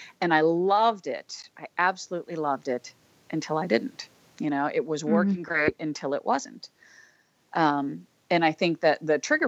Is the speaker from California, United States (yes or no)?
no; St. Louis, Missouri, United States; my hometown of St. Louis